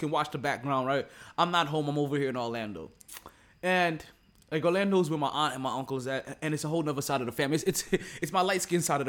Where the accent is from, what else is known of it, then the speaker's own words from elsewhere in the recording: Jamaica; as a Jamaican, like, we use a whole different side of the pork